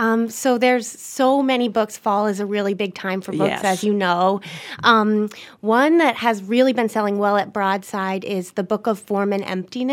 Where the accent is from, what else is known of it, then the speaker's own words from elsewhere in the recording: Maine, United States; moved away; I'm from Maine originally